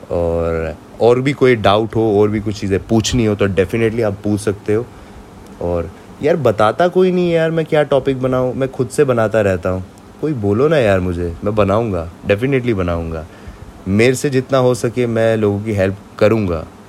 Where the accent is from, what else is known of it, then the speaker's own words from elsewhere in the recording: Jammu and Kashmir, India; मैं कश्मीर से हूँ